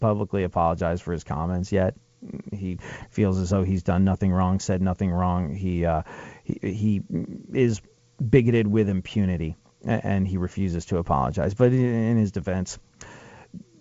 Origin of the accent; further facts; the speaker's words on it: England, United Kingdom; moved away; growing up in England, which I did